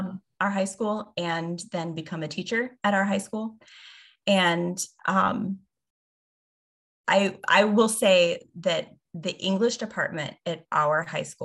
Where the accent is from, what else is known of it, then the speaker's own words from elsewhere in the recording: the Bible Belt, United States; we grew up in the Bible Belt